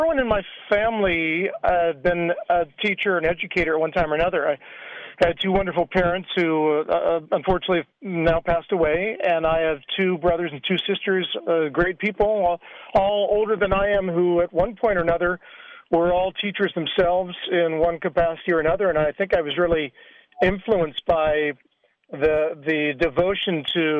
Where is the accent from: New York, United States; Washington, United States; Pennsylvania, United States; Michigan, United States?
Washington, United States; Seattle; also born or lived in New Mexico / Colorado; Well, I was born and raised in Seattle, Washington, and I live near there now with my wife.